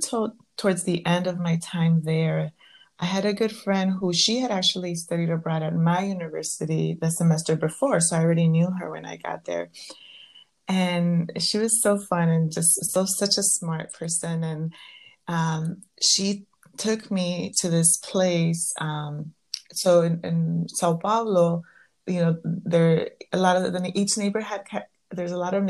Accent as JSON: {"language": "English", "region": "Southern California", "country": "United States", "tie": "born or raised there", "said": "growing up in Southern California"}